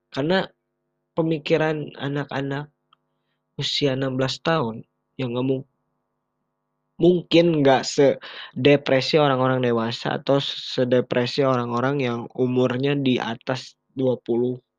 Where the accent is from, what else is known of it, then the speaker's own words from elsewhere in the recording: Bandung, West Java, Indonesia; ya gue juga orang Bandung di sini